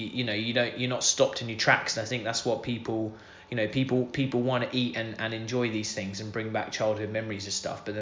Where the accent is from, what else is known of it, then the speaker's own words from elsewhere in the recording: Scotland, United Kingdom; I was born in Scotland